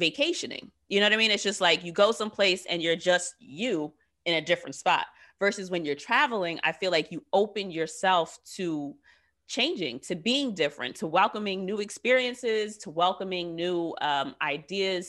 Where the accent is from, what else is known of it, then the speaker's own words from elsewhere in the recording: United States; I too am 35 and have lived here all of my Black ass life.